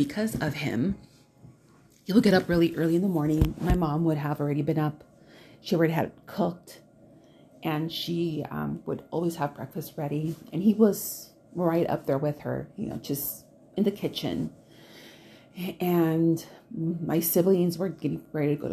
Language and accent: English; Milwaukee, Wisconsin, United States; now in Southern California, United States; I am from Milwaukee, but I'm a California person by now. You know, I got here in 89.